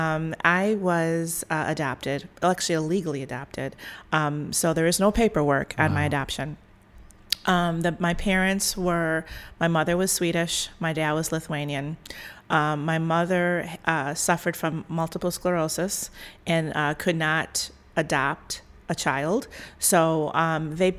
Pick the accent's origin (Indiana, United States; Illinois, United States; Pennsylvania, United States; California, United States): Illinois, United States; Evergreen Park; I grew up in a suburb right out of Southside of Chicago called Evergreen Park